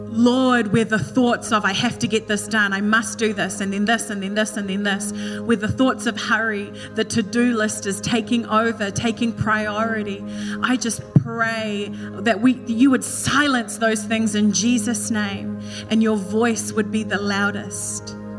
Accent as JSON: {"language": "English", "country": "New Zealand", "moved": "yes", "said": "In Kiwi, we just say Esther"}